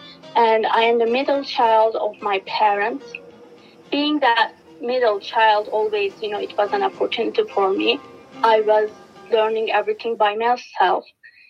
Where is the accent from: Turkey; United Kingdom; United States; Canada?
Turkey; English is a second language; moved away as an adult; I was born and raised in Turkey. I'm a product of Turkish national education system.